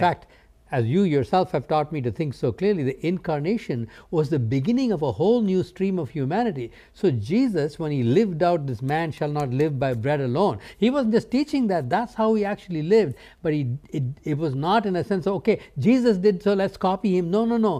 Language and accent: English; India; I grew up in India, uh, not from a Christ following background